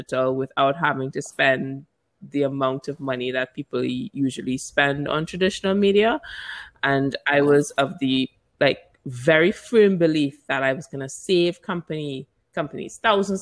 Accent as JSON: {"language": "English", "country": "Barbados", "tie": "born or raised there", "also_born_or_lived": "Trinidad and Tobago / London", "said": "I was born in Trinidad, which is Trinidad and Tobago in the Caribbean. And I moved to Barbados because my mom's from there. I grew up there"}